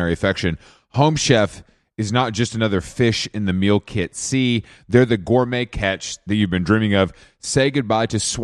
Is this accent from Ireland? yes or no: no; the South, United States; as a Southerner